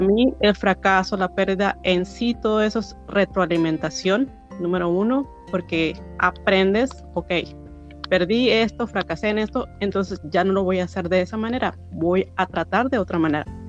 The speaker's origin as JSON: {"language": "Spanish", "country": "Mexico", "moved": "yes", "lives_now": "United States", "said": "soy mexicana"}